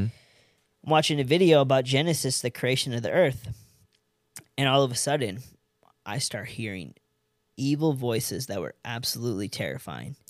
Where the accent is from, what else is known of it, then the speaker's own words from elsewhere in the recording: California, United States; moved away as an adult; also born or lived in San Diego / Los Angeles; now in Fort Worth, United States; I'm an Indian from California